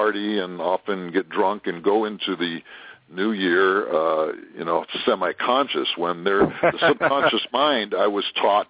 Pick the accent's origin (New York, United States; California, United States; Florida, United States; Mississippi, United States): California, United States; now in Tokyo, Japan; I'm from California. Didn't see much snow